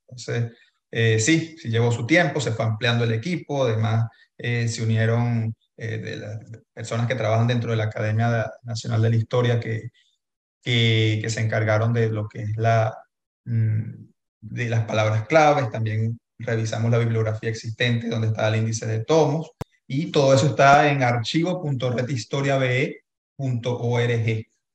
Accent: Venezuela; existimos como venezolanos

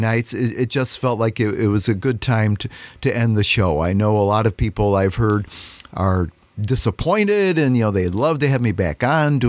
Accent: Chicago suburbs, Illinois, United States; moved away as an adult; now in Oglesby, United States; I grew up in the Chicago suburbs, northern suburbs, and I moved down here in 1980 to take over my father-in-law's business in Oglesby

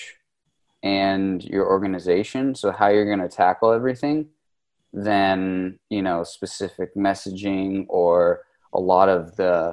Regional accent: Los Angeles, California, United States; moved away as an adult; now in Spain; I'm from California. I grew up in the Los Angeles, Orange County area, but I moved to Spain 11 years ago or so.

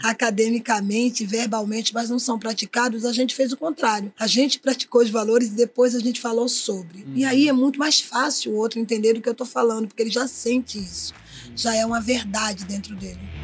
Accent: Paulista, Pernambuco, Brazil; now in Rio de Janeiro, Brazil; Eu sou natural de Pernambuco, nasci na Praia do Janga

